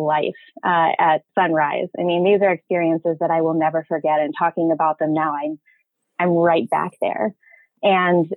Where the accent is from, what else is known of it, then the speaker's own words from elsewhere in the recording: South Dakota, United States; also born or lived in Rapid City, South Dakota / Casper, Wyoming; I was born in Western South Dakota and was really lucky to have the Black Hills as my backyard, essentially.